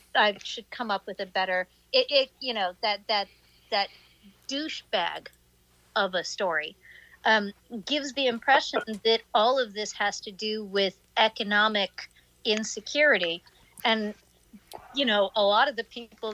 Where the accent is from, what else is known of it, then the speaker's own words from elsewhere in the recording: New York City, New York, United States; Trump grew up like five blocks from where I grew up in Queens.